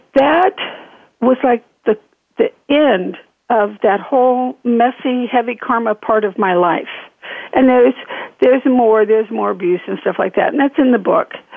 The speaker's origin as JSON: {"language": "English", "region": "Northern California", "country": "United States", "also_born_or_lived": "Nevada / Oregon", "moved": "as an adult", "lives_now": "Fountain Hills, United States", "said": "I'm from Northern California"}